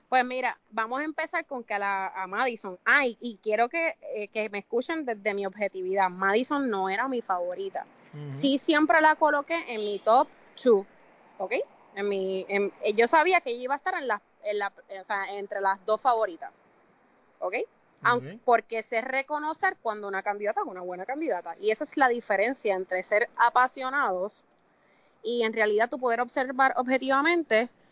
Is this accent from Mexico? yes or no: no; Puerto Rico